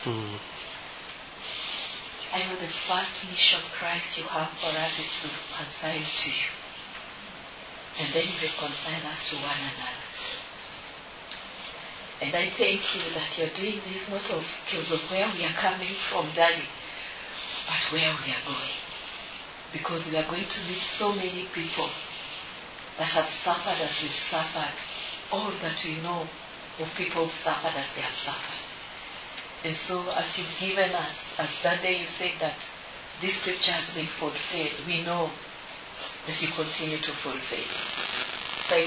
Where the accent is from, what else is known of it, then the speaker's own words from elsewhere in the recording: Kenya; I stand here as a Kenyan